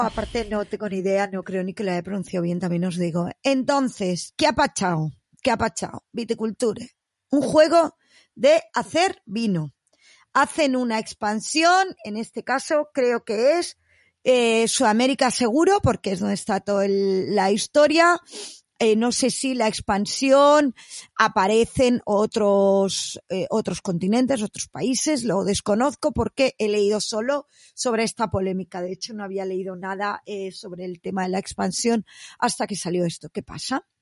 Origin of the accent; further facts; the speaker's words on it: Catalonia, Spain; soy catalana